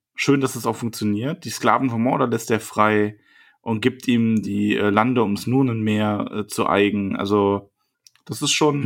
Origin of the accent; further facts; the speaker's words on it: Bavaria, Germany; ich komme aus Bayern